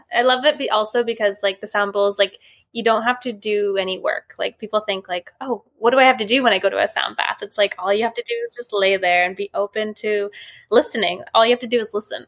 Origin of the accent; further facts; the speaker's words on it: Vancouver, British Columbia, Canada; I'm from Vancouver, B C